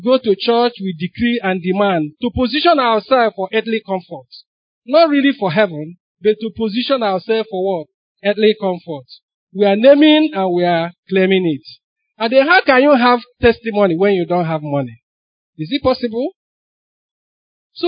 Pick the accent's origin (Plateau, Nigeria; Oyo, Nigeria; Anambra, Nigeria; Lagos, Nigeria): Anambra, Nigeria; Onitsha; I grew up in Onitsha